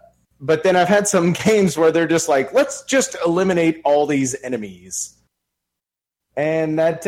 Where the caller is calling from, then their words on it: Texas, United States; Hey, guys. … from Texas.